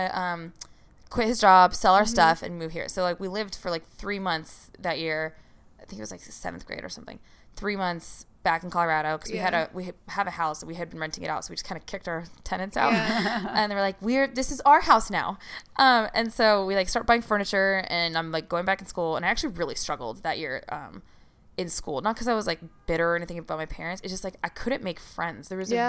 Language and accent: English; Iraq; I would never used to be, like, I'm from Iraq and stuff like that.